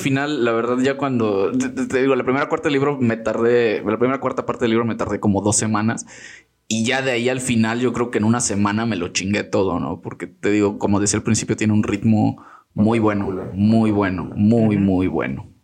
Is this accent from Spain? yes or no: no; Mexico